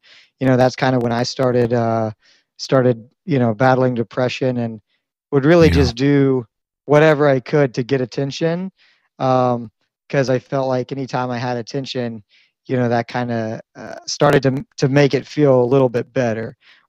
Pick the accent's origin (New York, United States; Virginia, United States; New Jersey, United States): Virginia, United States; also born or lived in Missouri, United States; So I spent a lot of time in Virginia and Missouri. Those are probably the two most central locations in my life